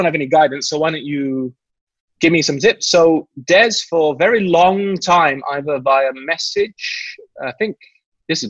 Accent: England, United Kingdom; moved away; also born or lived in Malaysia; Growing up in England

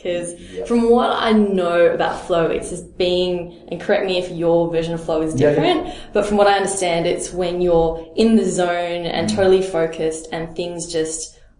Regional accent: Melbourne, Victoria, Australia; That's what I tell people about Melbourne. When people ask me about my hometown, they say, well, what's there to see?

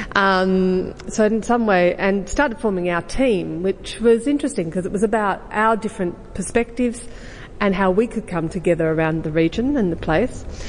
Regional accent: Western District, Victoria, Australia; I was born in the Western District

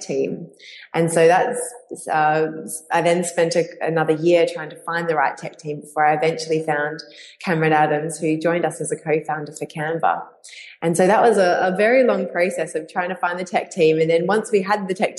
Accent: Perth, Western Australia, Australia; my hometown in Perth

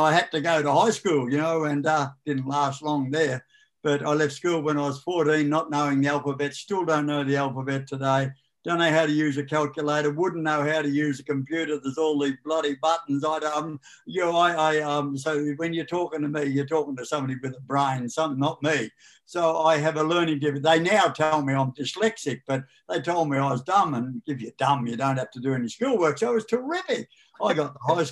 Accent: Australia; now in Beechworth, Australia; I was brought up in Tokemoor

